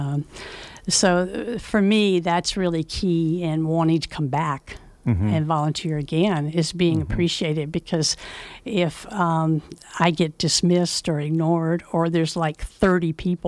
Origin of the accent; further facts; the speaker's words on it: the South, United States; now in Nevada County, United States; Well, I grew up in the South, so obviously the culture is different.